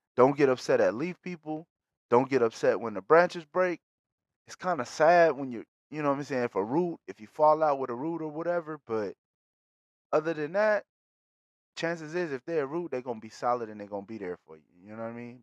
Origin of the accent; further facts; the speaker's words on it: Bakersfield, California, United States; being from Bakersfield, shout out to my city, shout out to the Patch, always